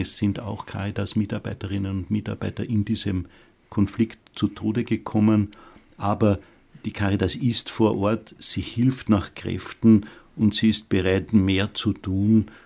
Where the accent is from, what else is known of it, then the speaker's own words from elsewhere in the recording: Austria; unser Land Österreich